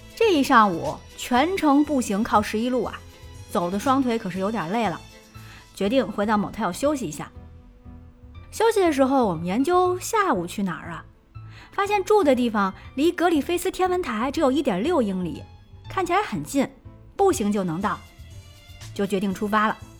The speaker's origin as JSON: {"language": "Chinese", "region": "Beijing", "country": "China", "said": "洛杉矶的地铁真比不上咱们大北京"}